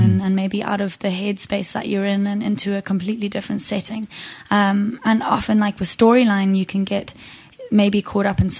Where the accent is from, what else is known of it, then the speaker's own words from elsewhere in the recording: Zimbabwe; I grew up in a musical household. I grew up in Zimbabwe.